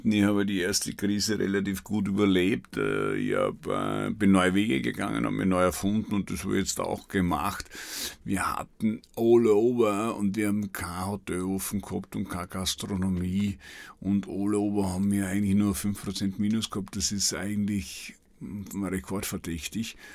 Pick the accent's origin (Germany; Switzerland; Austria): Austria; Burgenland; und ich bin ein Weltreisender, aber das Burgenland ist halt meine Heimat